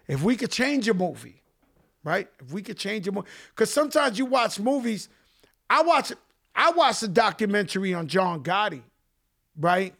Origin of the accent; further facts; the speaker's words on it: New York City, New York, United States; I was so blessed growing up in the Bronx